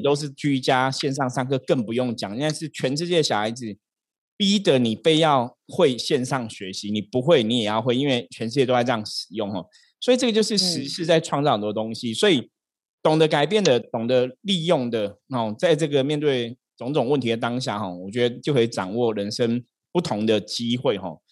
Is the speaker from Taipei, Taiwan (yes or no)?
yes; Taipei, Taiwan; 士林夜市坦白讲是我长大的地方哦，我小时候就住士林夜市附近，所以我对士林有一种很特别的情感